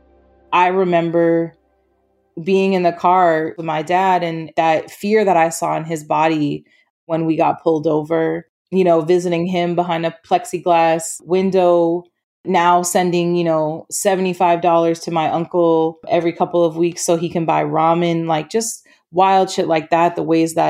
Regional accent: Maine, United States; also born or lived in Broward County, Florida; now in Minnesota, United States; Originally, I'm from Southern Florida, was born in Broward County, and then moved to Maine when I was about 5 or 6 years old with my family.

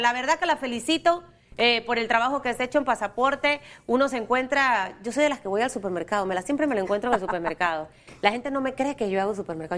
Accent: Panama; como panameños

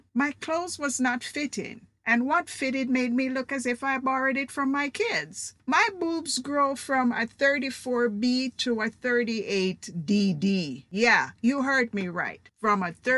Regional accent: Jamaica; now in United States; I'm Jamaican

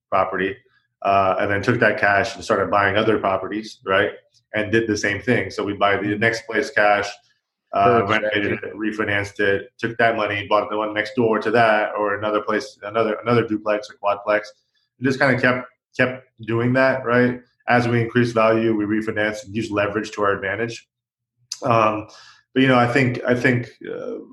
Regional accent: Orlando, Florida, United States; moved away as an adult; now in Los Angeles, United States; I'm from Florida, Orlando, Florida, with the mouse, and grew up there, pretty much born and raised. Moved to Los Angeles 5 years ago

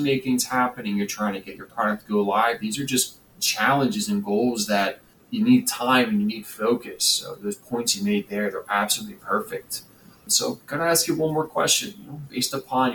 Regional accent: Philadelphia, Pennsylvania, United States; we're both from Philly

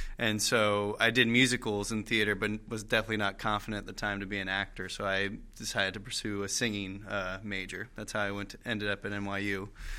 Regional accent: Annapolis, Maryland, United States; moved away as an adult; also born or lived in North Carolina; now in New York, United States; I grew up in Annapolis, Maryland

